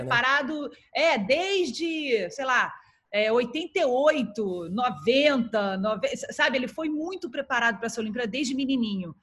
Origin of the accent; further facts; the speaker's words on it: Brazil; como ex-atleta, como jornalista, como brasileira